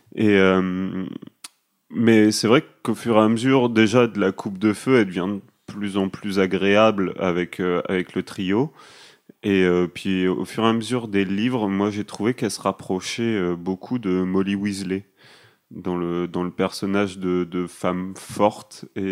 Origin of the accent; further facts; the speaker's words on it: France; nous en France on fait la bise à tout le monde tout le temps